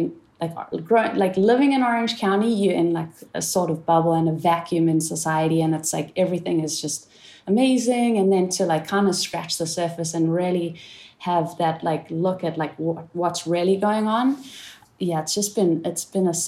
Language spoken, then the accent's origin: English; South Africa; the time that I grew up in South Africa